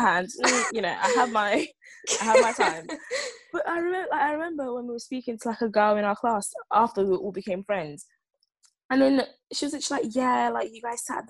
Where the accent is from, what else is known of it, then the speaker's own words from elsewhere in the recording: London, United Kingdom; I'm from London